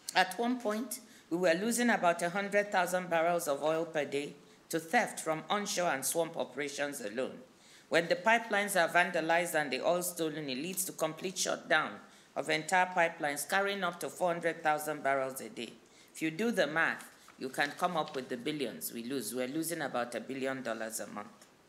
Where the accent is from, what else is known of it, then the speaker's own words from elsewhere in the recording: Nigeria; my home country, Nigeria